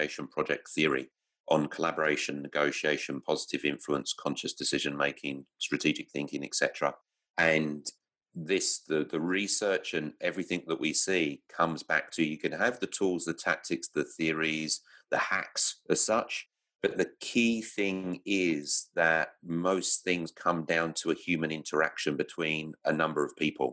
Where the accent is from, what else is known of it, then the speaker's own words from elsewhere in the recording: London, United Kingdom; moved away as an adult; now in Victoria, Australia; I grew up in London